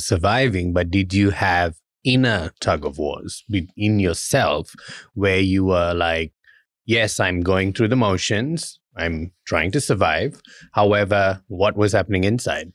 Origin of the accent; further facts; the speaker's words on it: Malaysia; now in Australia; I'm Indian, I was born in Malaysia